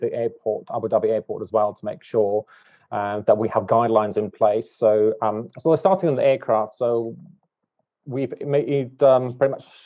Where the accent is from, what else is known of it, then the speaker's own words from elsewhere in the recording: Latvia; moved away as an adult; also born or lived in United Kingdom / Dubai / Hong Kong; I was born in Latvia, and I lived there for somewhat 20 odd years